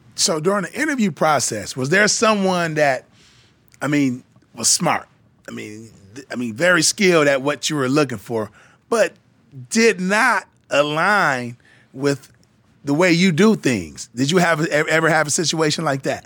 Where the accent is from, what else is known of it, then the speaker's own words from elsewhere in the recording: Flint, Michigan, United States; I grew up in Flint, Michigan